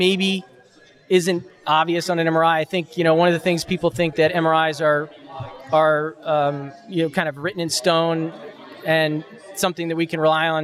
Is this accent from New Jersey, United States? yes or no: yes; New Jersey, United States; came back home where I grew up here in New Jersey